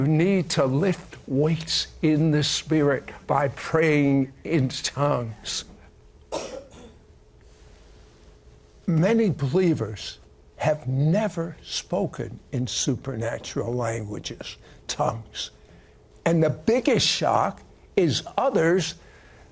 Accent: Washington, District of Columbia, United States; I was raised in Washington, D.C.

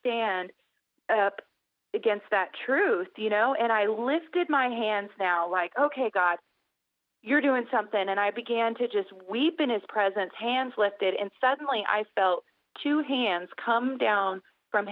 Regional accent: Indiana, United States; I'm from Indiana

